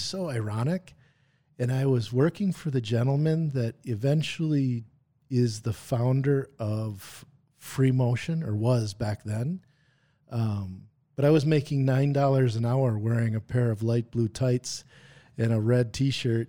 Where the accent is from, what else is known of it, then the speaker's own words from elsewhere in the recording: Brookfield, Wisconsin, United States; also born or lived in Green Bay, Wisconsin; grew up in Brookfield, Wisconsin